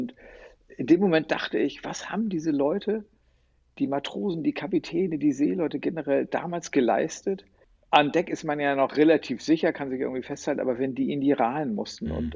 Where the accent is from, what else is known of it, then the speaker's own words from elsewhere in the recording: Hamburg, Germany; als Hamburger Jung